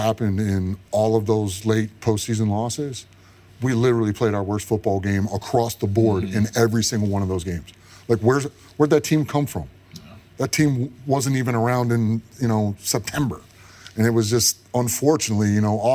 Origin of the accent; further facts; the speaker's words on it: Michigan, United States; my whole thing growing up, where I grew up in Michigan, was watching University of Michigan football